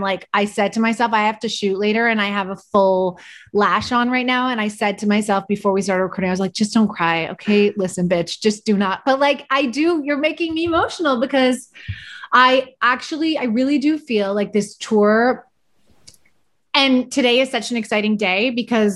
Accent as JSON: {"language": "English", "town": "Vancouver", "region": "British Columbia", "country": "Canada", "tie": "born or raised there", "moved": "yes"}